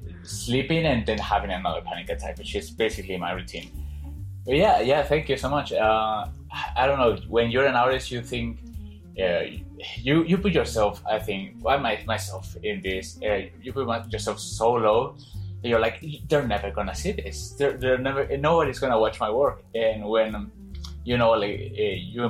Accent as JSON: {"language": "English", "country": "Mexico", "said": "I'm from other part, but it's impossible to pronounce. So I'm from Mexico City"}